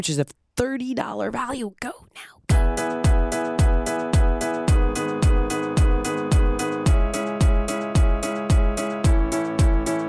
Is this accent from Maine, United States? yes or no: no; Los Angeles, California, United States; born and raised in Los Angeles like myself